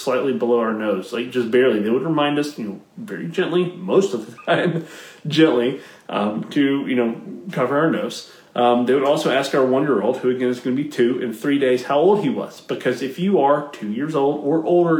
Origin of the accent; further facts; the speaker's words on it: the South, United States; somebody that's born and raised in the South